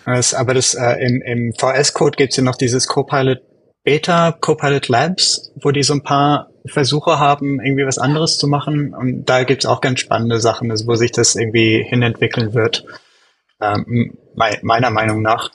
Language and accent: German; Germany; moved away as an adult; now in United States; ich komme eigentlich aus Deutschland, aber wohne in den USA seit, seit ein paar Jährchen